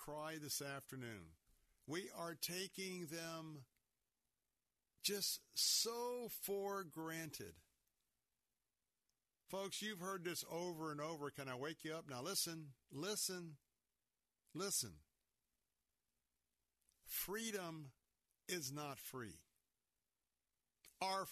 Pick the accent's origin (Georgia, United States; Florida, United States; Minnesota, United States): Florida, United States; Tampa; I was born and raised here in Tampa, Florida.